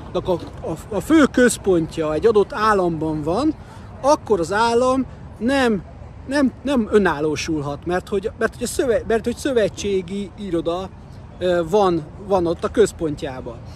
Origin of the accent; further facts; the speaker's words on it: Hungary; magyar vagyok